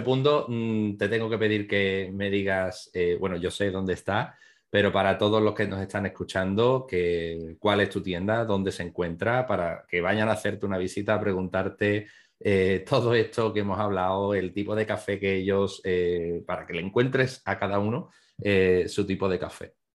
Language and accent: Spanish; Rota, Andalusia, Spain; yo soy de Rota